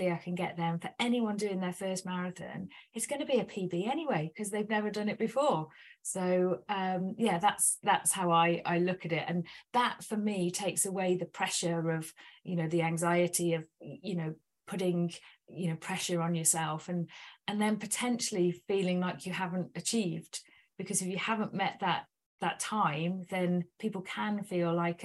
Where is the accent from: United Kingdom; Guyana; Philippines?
United Kingdom; we're British